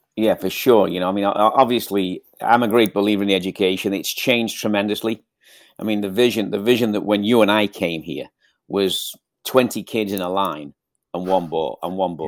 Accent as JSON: {"language": "English", "town": "Southport", "region": "North West England", "country": "United Kingdom", "also_born_or_lived": "Liverpool", "moved": "as an adult", "lives_now": "Ventura, United States", "said": "I'm from Liverpool, Southport, Liverpool"}